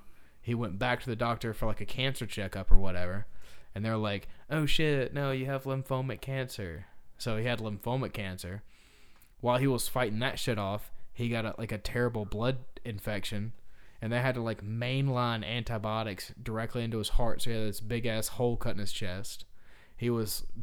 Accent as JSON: {"language": "English", "town": "Fortson", "region": "Georgia", "country": "United States", "tie": "born or raised there", "said": "I grew up in Fortson, Georgia, in Harris County, Georgia"}